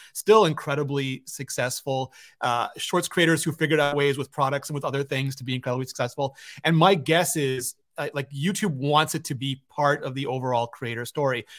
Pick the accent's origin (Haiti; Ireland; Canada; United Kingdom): Canada; I'm Canadian